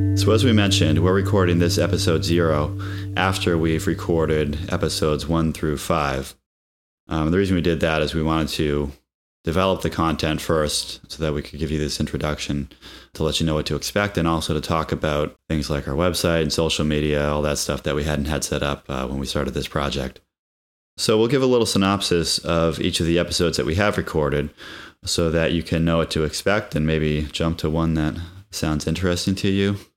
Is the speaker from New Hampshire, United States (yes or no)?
yes; New Hampshire, United States; we grew up in New Hampshire